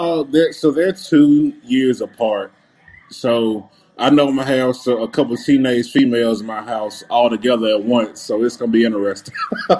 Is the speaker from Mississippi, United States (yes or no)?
yes; Mississippi, United States; I was in my home state. I'm from Mississippi. I live like 10 minutes from Memphis.